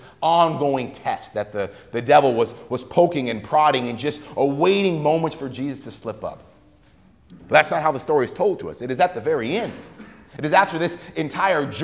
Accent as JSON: {"language": "English", "country": "United States", "tie": "born or raised there", "said": "as a child growing up in America"}